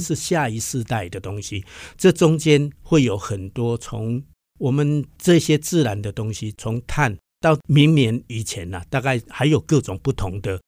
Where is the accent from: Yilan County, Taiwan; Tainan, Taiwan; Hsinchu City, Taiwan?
Hsinchu City, Taiwan; Hsinchu; 我们自己本身新竹在地的人